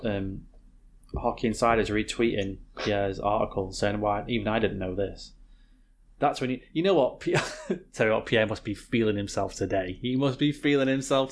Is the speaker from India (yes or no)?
no; North West England, United Kingdom; I love being British.